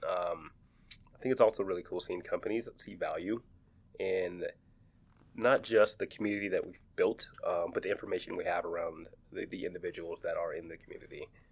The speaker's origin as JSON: {"language": "English", "town": "Seattle", "region": "Washington", "country": "United States", "tie": "born or raised there"}